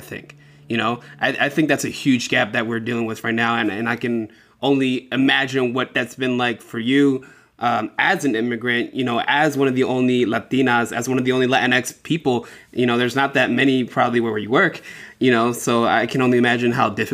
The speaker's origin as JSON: {"language": "English", "town": "Philadelphia", "region": "Pennsylvania", "country": "United States", "moved": "yes", "lives_now": "Seattle, United States", "said": "I'm from Philadelphia"}